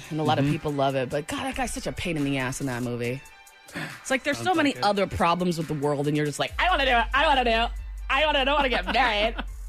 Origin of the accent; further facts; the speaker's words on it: Maine, United States; moved away; when I tell people that I'm from Maine